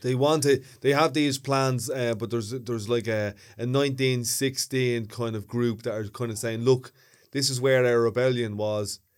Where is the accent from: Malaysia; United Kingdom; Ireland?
Ireland; Dublin, Leinster; accent: Dublin Northside; I've been in Ballymun, uh, uh, you know, all my life.